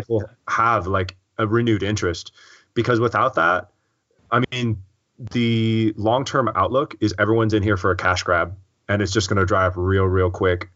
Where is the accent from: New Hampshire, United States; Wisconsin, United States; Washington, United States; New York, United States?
Washington, United States; Seattle; I'm from Seattle